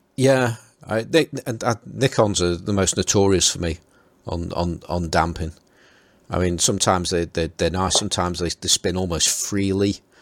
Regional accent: Stoke-on-Trent, West Midlands, United Kingdom; accent: Stoke; my Stoke accent

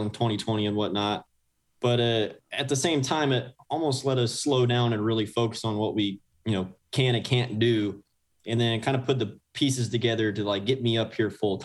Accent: Leander, Texas, United States; also born or lived in Austin, Texas; was raised in Leander, Texas, just a bit northwest of Austin

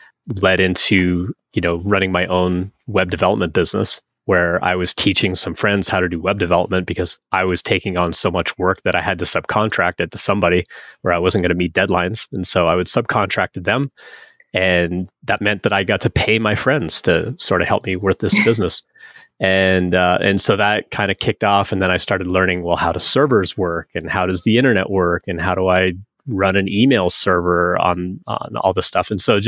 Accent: Northwest Territories, Canada; And I grew up in Northern Canada, way, way up in the Northwest Territories.

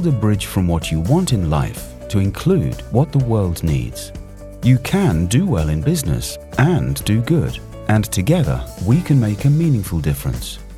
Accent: Pakistan; moved away; So I grew up in uh, Pakistan, where I was born. Now I come from Portuguese Indian background, so I'm, I'm a mixed heritage person, and I'm, I'm, I'm a Christian as well.

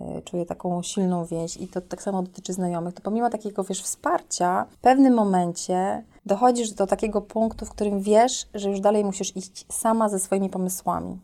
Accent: Bytom, Silesian Voivodeship, Poland; urodziłam się w Bytomiu

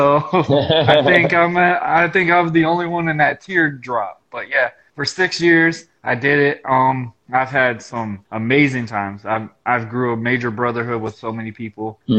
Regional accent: Jacksonville, Florida, United States; also born or lived in New Groton, Connecticut / Miami; I was born in New Groton, Connecticut, pretty much raised in Jacksonville and the Miami area due to my dad being in the Navy.

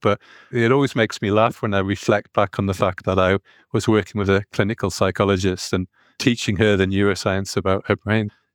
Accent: North East England, United Kingdom; accent: northeastern; I've got a, a northeastern accent, so whenever I go to the States, no one recognizes me being English

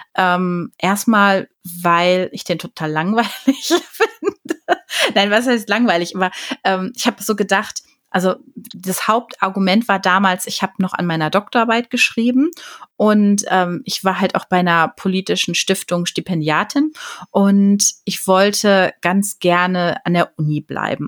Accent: Ruhr area, North Rhine-Westphalia, Germany; ich bin ja ein Pottkind. Also ich bin ja im, im Ruhrgebiet aufgewachsen

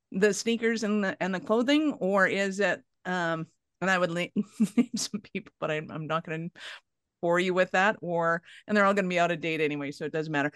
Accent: Calgary, Alberta, Canada; I'm from Calgary

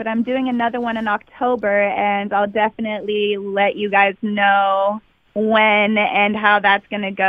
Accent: Oakland, California, United States; I was born in Oakland.

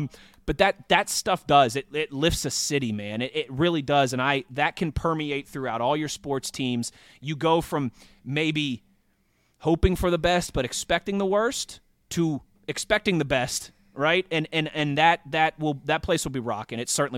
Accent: New Jersey, United States; this is the town I considered, you know, my hometown, being a Jersey boy

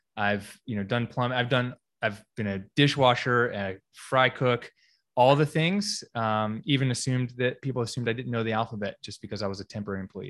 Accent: Greensboro, North Carolina, United States; moved away as an adult; also born or lived in California; I grew up here in Greensboro

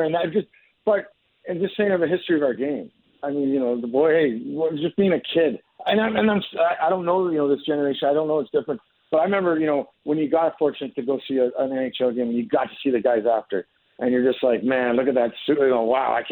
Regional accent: Alaska, United States; moved away; There were six Alaskan kids that I grew up with.

